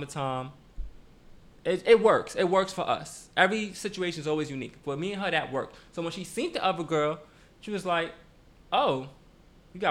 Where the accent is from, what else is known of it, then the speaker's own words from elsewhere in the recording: New York City, New York, United States; moved away as an adult; now in New Jersey, United States; I live in Jersey. Been living in Jersey for about 2 years now. I'm from Brooklyn